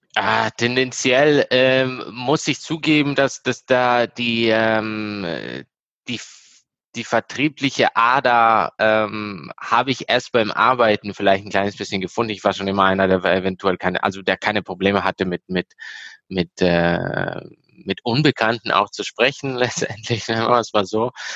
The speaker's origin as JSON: {"language": "German", "country": "Italy", "tie": "born or raised there", "moved": "as an adult", "lives_now": "Germany", "said": "Mein Vater ist Italiener, ich bin selber in Italien aufgewachsen, erst 2016 hergezogen. Ähm, natürlich zu Hause zweisprachig aufgewachsen, deshalb spreche ich so gut Deutsch."}